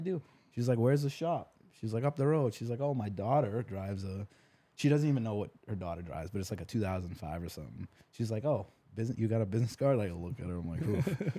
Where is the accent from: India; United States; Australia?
United States; New Hampshire; moved away as an adult; also born or lived in Texas; I'm from New Hampshire, and I moved all the way to Texas when I was twenty years old.